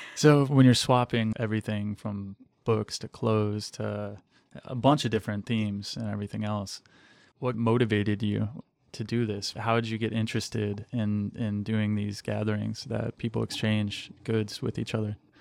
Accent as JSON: {"language": "English", "region": "Western Michigan", "country": "United States", "tie": "born or raised there", "also_born_or_lived": "Cleveland, Ohio / Orange County, California", "moved": "as an adult", "said": "I grew up in Western Michigan, but I, I was born in Cleveland and lived in Orange County, L A for a little while and then moved to Western Michigan, small town"}